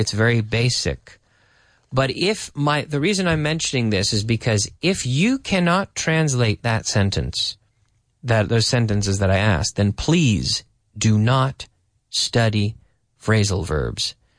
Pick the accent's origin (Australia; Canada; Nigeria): Canada; I'm Canadian